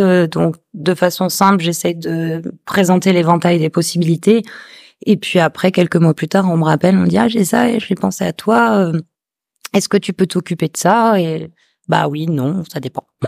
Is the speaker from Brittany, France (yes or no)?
no; Toulouse, Occitania, France; moved away as an adult; now in Réunion, France; je suis originaire de Toulouse, et j'ai atterri sur ce caillou, bah, ça va bientôt faire 10 ans